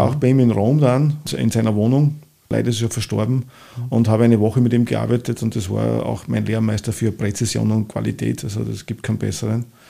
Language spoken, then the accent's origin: German; St. Georgen im Walde, Upper Austria, Austria; born or raised there; accent: oberösterreichisch; moved away as an adult; also born or lived in Linz; now in Vienna, Austria